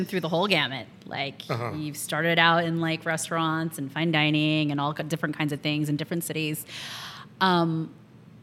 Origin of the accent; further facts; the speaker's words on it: California, United States; I was born and raised in California.